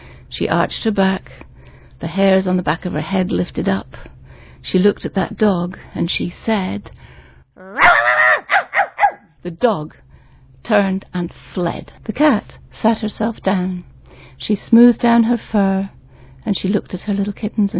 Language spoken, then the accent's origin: English; Wales, United Kingdom; being a Welsh storyteller, I'm a Welsh-speaking storyteller